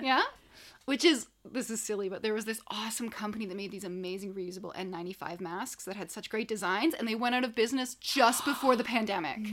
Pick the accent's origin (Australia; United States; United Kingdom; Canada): Canada; I'm Canadian.